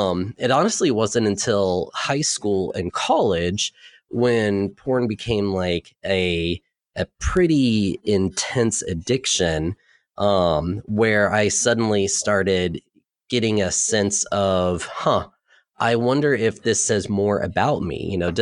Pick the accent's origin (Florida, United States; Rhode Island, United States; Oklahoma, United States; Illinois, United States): Florida, United States; Jacksonville; also born or lived in Southeast United States; So I moved every 2 years, but I've been in Jacksonville since 1989. And so that's more or less my hometown, but I've lived sporadically around the Southeast.